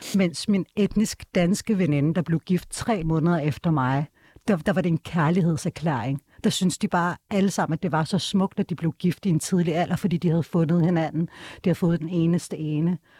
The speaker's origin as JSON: {"language": "Danish", "country": "Denmark", "tie": "born or raised there", "said": "jeg er født og opvokset her i Danmark"}